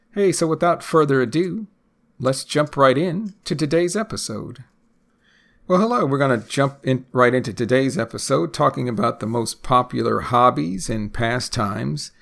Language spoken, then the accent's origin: English; United States; first language English; I'm a native English speaker, born and raised in the United States